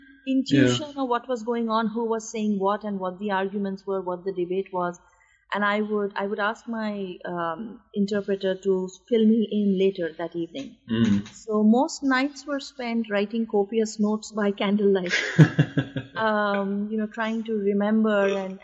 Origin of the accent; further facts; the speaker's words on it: India; my life growing up in India